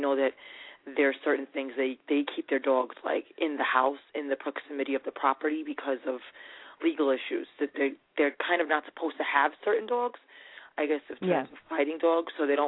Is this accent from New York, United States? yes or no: yes; New York, United States; I'm from New York.